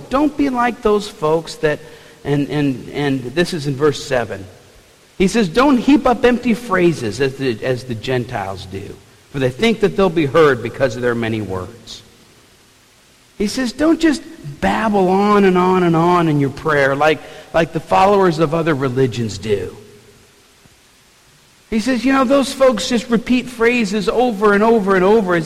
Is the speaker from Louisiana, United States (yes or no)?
yes; New Orleans, Louisiana, United States; growing up in New Orleans, we had some really good food on the table